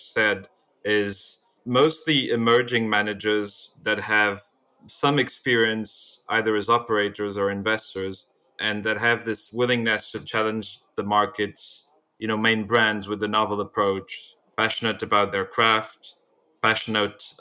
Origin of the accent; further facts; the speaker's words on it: Portugal; I'm from Portugal, so I'm the second Portuguese of the group here.